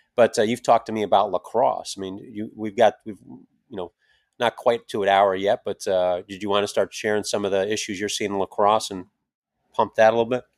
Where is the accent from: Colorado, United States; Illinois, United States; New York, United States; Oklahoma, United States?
New York, United States; Schenectady; upstate New York, Schenectady, my hometown